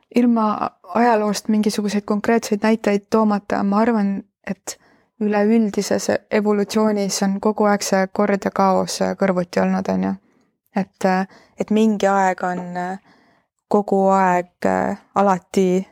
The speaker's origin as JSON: {"language": "Estonian", "country": "Estonia", "tie": "born or raised there", "said": "ma olen idablokist pärit, eks, eks minus on nagu mingit sellist garaažide vahel üles äh, kasvanud äh, provintsilinna tüdruku"}